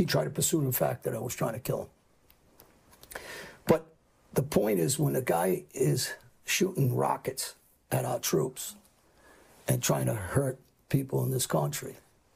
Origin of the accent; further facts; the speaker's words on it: Albania; I'm Muslim. My family's Muslim. I'm from Albania.